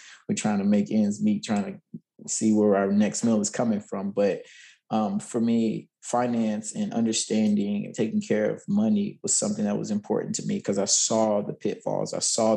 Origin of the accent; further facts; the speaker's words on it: Nashville, Tennessee, United States; I grew up in Nashville. I'm born and bred here, and this is hometown